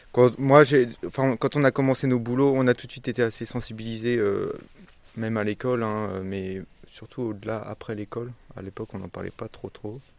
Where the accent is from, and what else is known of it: Yvelines, Île-de-France, France; moved away as an adult; also born or lived in Paris / Nantes; now in Couëtron-au-Perche, France